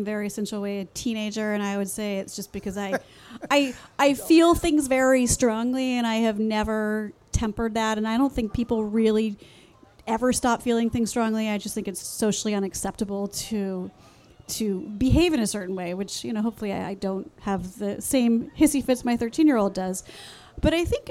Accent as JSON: {"language": "English", "town": "Los Angeles", "region": "California", "country": "United States", "tie": "born or raised there", "said": "I grew up in the San Fernando Valley in California"}